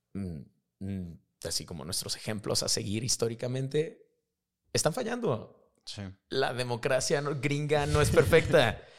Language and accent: Spanish; Mexico; also born or lived in South Africa; sí soy mexicano, es que sí soy de América Latina